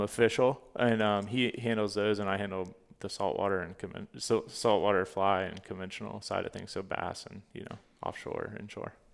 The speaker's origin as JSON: {"language": "English", "town": "Fort Pierce", "region": "Florida", "country": "United States", "tie": "born or raised there", "also_born_or_lived": "Orlando, Florida", "said": "I grew up in Fort Pierce, Florida"}